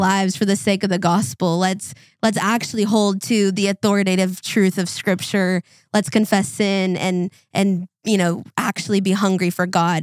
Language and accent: English; Minnesota, United States; growing up in Minnesota